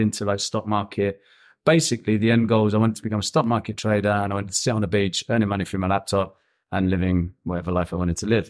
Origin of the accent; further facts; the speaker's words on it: Birmingham, West Midlands, United Kingdom; moved away as an adult; also born or lived in Copenhagen; now in Thailand; I'm from a place called Birmingham in England